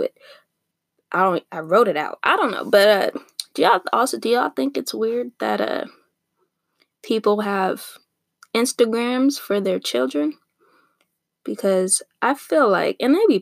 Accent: Torrance, California, United States; I grew up in Torrance

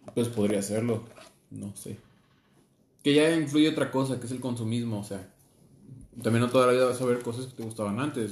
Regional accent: Mexico; Tenemos esa idea tan pobre como mexicanos

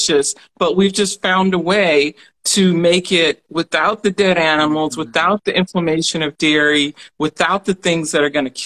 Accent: Alabama, United States; We grew up in Alabama

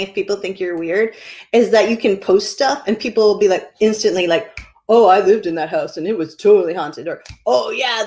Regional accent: Bedford, New Hampshire, United States; now in Bar Harbor, United States; growing up in Bedford, New Hampshire.

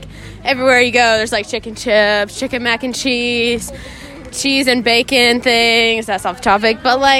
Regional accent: South Carolina, United States; I'm 24 years old and I'm from South Carolina, USA.

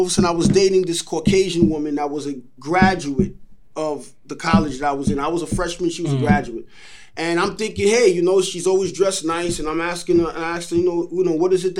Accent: New York City, New York, United States; also born or lived in Canarsie, Brooklyn; the 197 is the actual street that we grew up on in Hollis, Queens

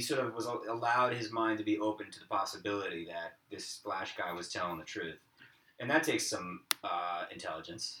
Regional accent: Boston, Massachusetts, United States; the losers I grew up with in Boston

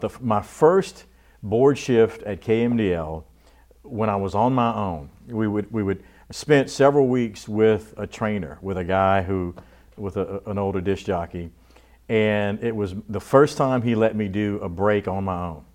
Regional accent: Abbeville, Louisiana, United States; also born or lived in Houma; we moved to Abbeville when I was a year and a half old

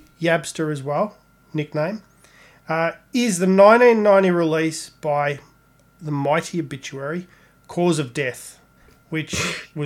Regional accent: Australia; as Aussie metalheads

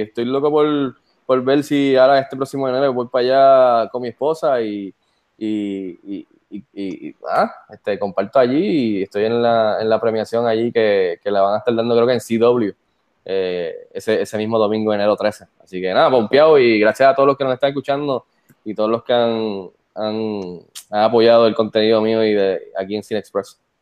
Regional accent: Puerto Rico; Soy el segundo puertorriqueño en entrar

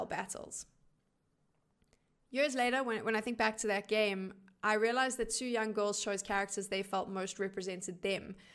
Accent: South Africa; I am one of the only South African esports broadcast talent to work international LAN events

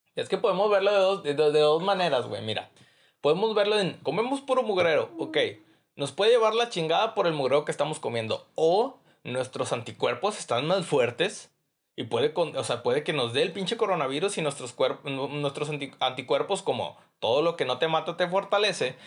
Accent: Mexico; yo como mexicano

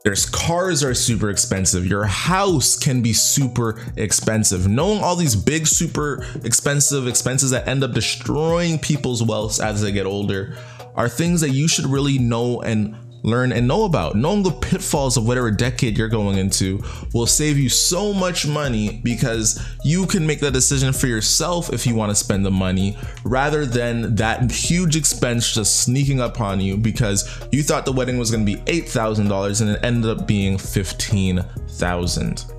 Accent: Canada; I'm Canadian

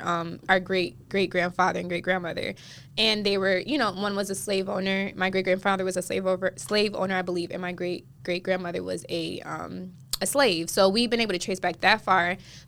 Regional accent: Illinois, United States; also born or lived in Chicago; now in South Florida, United States; I moved to South Florida, because I moved here from Illinois, where there was no Caribbean people. Like, the demographic was Mexicans, Indians, white, or Black. Yeah. Like, at least where I'm from in Illinois, and even in Chicago

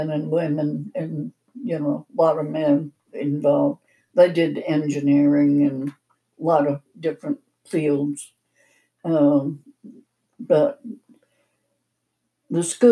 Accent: Maine, United States; moved away as an adult; also born or lived in Arkansas / Massachusetts; now in Montana, United States; I grew up in the state of Maine.

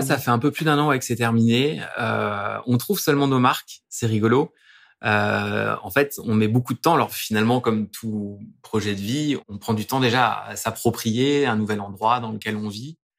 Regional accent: Dijon, Bourgogne-Franche-Comté, France; now in Lyon, France; je suis bourguignon, je viens de Dijon

